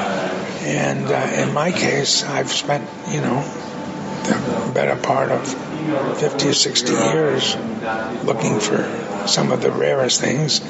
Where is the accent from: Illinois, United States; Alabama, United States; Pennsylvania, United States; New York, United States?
New York, United States; New York City; growing up in the Bronx